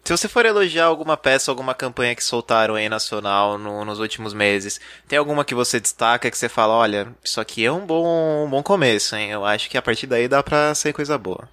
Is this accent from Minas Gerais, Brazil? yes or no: no; Ribeirão Pires, São Paulo, Brazil; eu sou de Ribeirão Pires, que é uma cidade considerada uma instância turística.